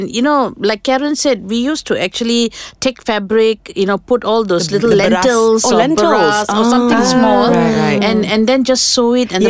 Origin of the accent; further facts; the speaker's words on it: Selangor, Malaysia; I'm from Selangor